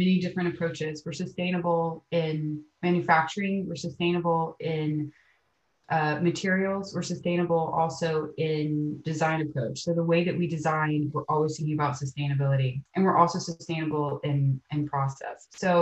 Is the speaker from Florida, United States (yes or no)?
yes; Amelia Island, Florida, United States; also born or lived in New York / San Clemente, California; I was born and raised in Amelia Island, Florida